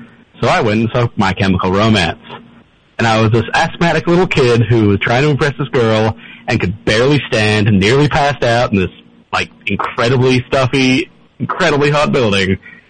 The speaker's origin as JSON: {"language": "English", "country": "Australia", "tie": "born or raised there", "said": "So I grew up in Australia where not many bands really made it out there."}